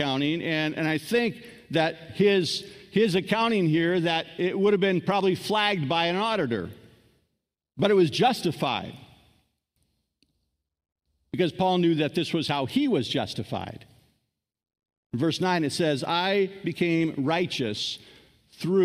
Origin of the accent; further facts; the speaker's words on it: United States; I'm an American